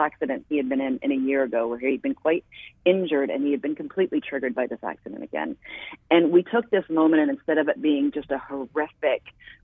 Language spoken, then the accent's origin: English; Canada; I am Canadian and was started in Canada